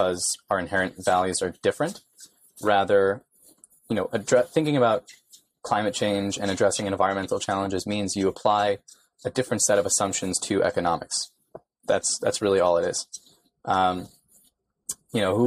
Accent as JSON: {"language": "English", "region": "New York", "country": "United States", "tie": "born or raised there", "said": "born and raised in New York"}